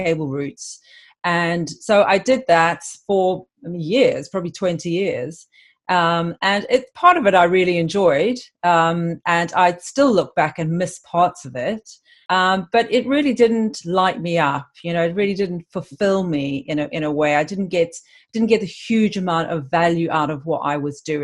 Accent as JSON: {"language": "English", "town": "Cape Town", "region": "Western Cape", "country": "South Africa", "moved": "as an adult", "lives_now": "London, United Kingdom", "said": "I'm actually originally from Cape Town in South Africa, but I've lived in London for 23 years."}